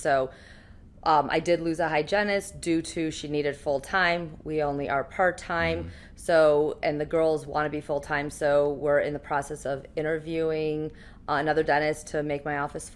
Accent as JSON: {"language": "English", "town": "Cleveland", "region": "Ohio", "country": "United States", "said": "I am from Cleveland, and I decided to go back to the Cleveland area"}